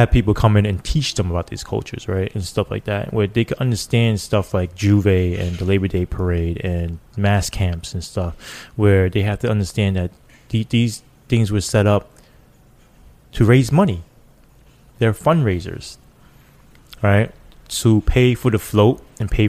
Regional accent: New York City, New York, United States; I grew up in that.

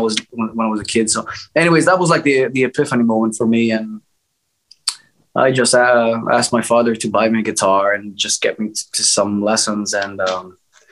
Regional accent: Greece; I'm from Greece, so my dad was heavily into Greek music.

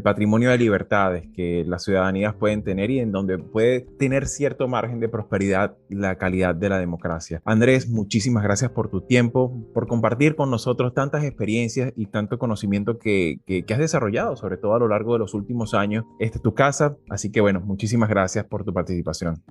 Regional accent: Venezuela; como venezolanos

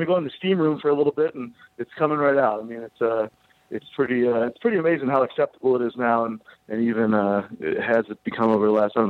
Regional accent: Baltimore, Maryland, United States; also born or lived in New York City; now in Denver, United States; I'm a Baltimore boy. I moved out here by way of New York City, so I feel like I'm a New Yorker at heart. I was there for almost 10 years and followed the green rush out here to Colorado a couple of years ago.

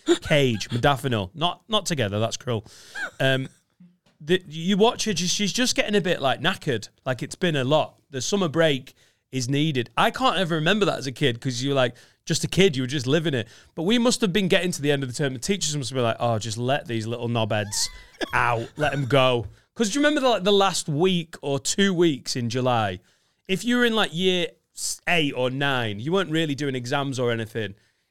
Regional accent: Australia; also born or lived in Italy; Yeah, I was raised in Australia. That's where I got my boomerang. And then my mum was like, right, we're moving to Italy because you're so good at tennis.

